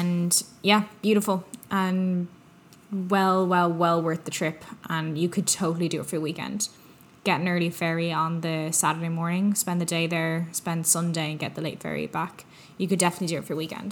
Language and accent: English; Ireland; now in North America; I'm from Ireland.